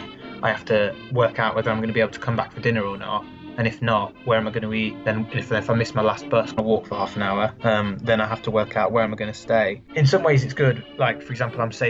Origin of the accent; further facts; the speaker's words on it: England, United Kingdom; moved away as an adult; now in France; I'm English